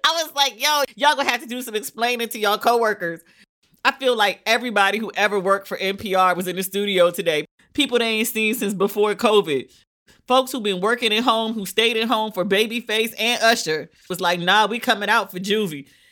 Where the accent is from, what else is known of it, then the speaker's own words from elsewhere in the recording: United States; I'm American, our pool smell like, you know, chlorine and bleach.